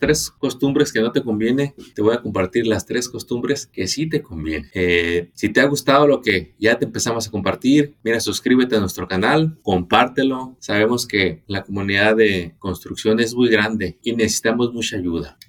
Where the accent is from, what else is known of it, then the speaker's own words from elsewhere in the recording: Mexico; now in United States; Soy originario de México